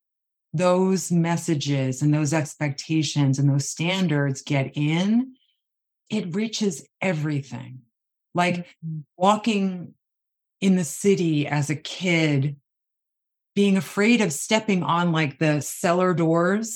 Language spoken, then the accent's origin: English; Long Island, New York, United States; I grew up on Long Island with a very just normalized dieting world.